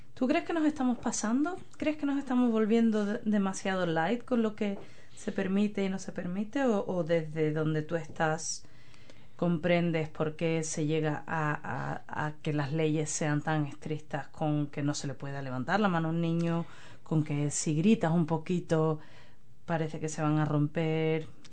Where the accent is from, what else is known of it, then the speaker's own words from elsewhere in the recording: Spain; now in New Zealand; desde que yo me fui de España